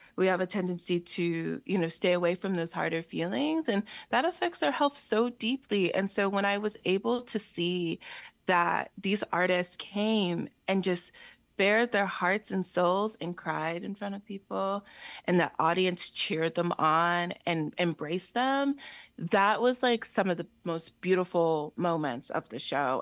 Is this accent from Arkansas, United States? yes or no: no; Allentown, Pennsylvania, United States; I'm born and raised in Allentown, so the city is very important to me